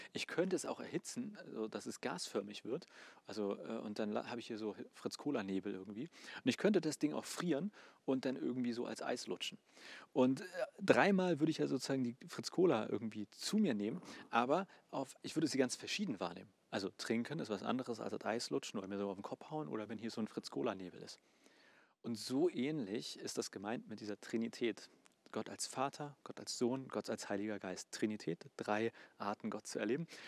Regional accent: Germany; Bei uns in Deutschland

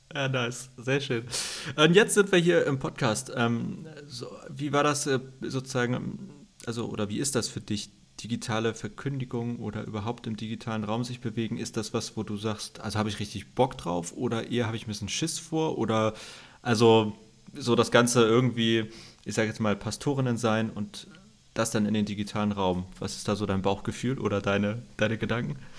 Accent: Hamburg, Germany; also born or lived in Greifswald / Berlin; wo ich aufgewachsen bin in Hamburg, Schnellsen

